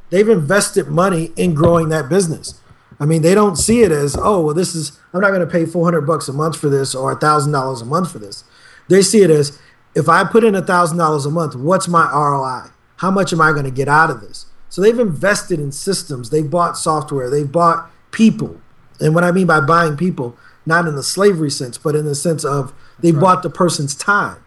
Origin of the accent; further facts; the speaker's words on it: East St. Louis, Illinois, United States; I'm born and raised in East St. Louis. I still live there now.